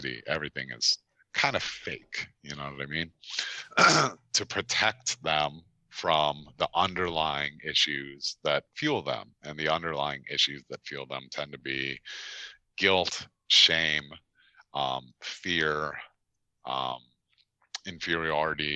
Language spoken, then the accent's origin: English; Chicago, Illinois, United States; moved away as an adult; also born or lived in Baltimore area; I relocated from Chicago, which is where I'm originally from and grew up, from Chicago out to the Baltimore area in 2008